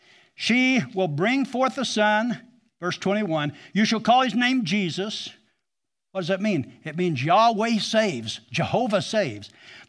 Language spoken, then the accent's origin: English; Missouri, United States; I grew up almost in Taney County, but I was still in Christian County, on Dry Holler Road that runs into Bull Creek, that runs into Lake Taneycomo. That's where I was raised.